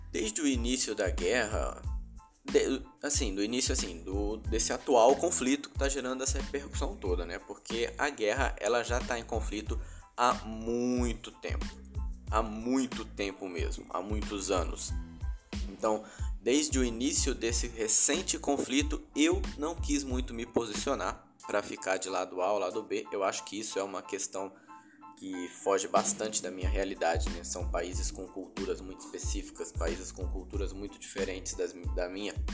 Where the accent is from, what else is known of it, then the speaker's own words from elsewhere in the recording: Rondônia, Brazil; moved away; por mais que o pessoal daqui ainda reclame de calor, eu vim de Rondônia, né, mano? A galera não sabe mesmo o que é calor.